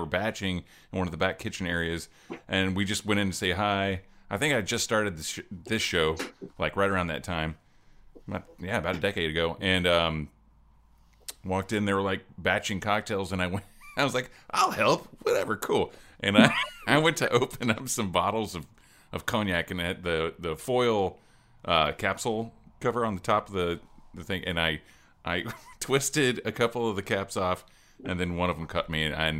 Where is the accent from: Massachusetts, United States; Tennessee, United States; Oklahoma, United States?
Oklahoma, United States; I'm from Oklahoma, so it'll happen.